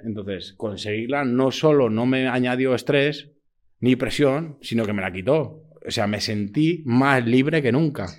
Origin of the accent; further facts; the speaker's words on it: Madrid, Community of Madrid, Spain; also born or lived in Catalonia / Berlin / The Hague / London; yo soy madrileño